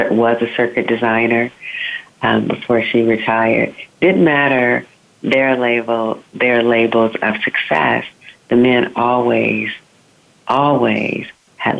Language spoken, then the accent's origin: English; Southern California, United States; I was born in Southern California, and I lived in California all my life